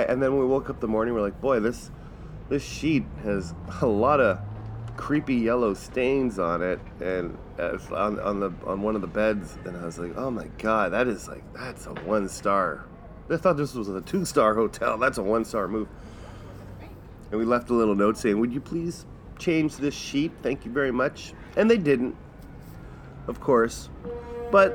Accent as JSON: {"language": "English", "region": "Manitoba", "country": "Canada", "said": "we're from Manitoba."}